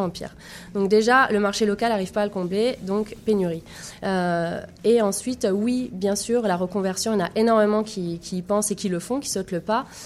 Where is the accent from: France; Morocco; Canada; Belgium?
France; moved away; also born or lived in Montpellier; je viens de la France